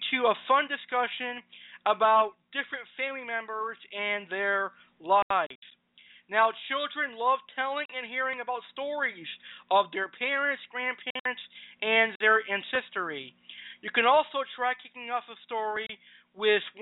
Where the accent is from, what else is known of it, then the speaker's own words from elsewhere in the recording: Massachusetts, United States; my home state of Massachusetts